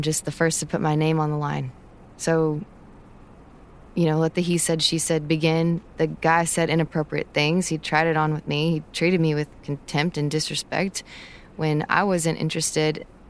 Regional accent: Texas, United States; Look, I'm from Texas. When I see something wrong, I'm going to say something.

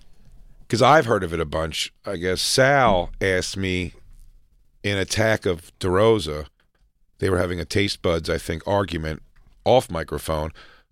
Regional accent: Philadelphia, Pennsylvania, United States; moved away; the pizza places I grew up going to in Philly were Greek pizza places.

